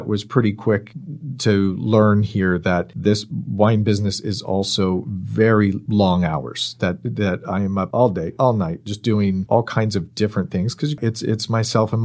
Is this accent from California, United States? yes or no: yes; Bay Area, Marin and Sonoma County, California, United States; I grew up in the Bay Area, up in Marin and Sonoma County